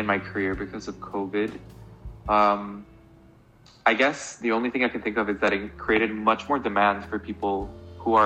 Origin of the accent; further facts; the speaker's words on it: Guatemala City, Guatemala Department, Guatemala; moved away as an adult; also born or lived in Atlanta, United States; now in Boston, United States; I was born and raised in Guatemala City, Guatemala.